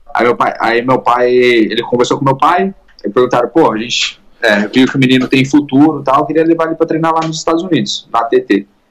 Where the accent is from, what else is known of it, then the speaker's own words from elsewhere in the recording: Indaiatuba, São Paulo, Brazil; now in California, United States; Sou de lá, sou de Indaiatuba